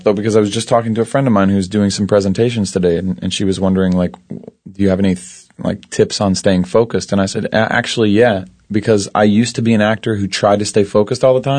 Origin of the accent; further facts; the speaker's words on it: Ashland, Kentucky, United States; I am from Ashland, Kentucky. Good old southern Ashland, Kentucky.